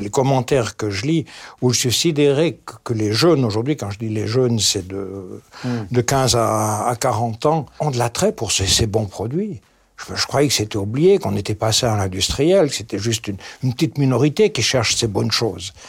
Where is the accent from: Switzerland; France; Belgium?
Switzerland; Chez nous en Suisse